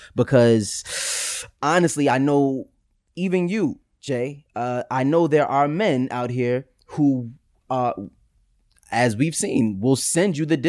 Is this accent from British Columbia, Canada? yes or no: no; Toronto, Ontario, Canada; now in United States; I'm 33. I'm from Canada, grew up in Toronto. My parents and a majority of my family are from Barbados.